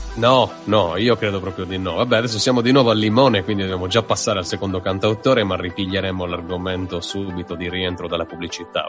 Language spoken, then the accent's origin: Italian; Sardinia, Italy; da sardo non da italiano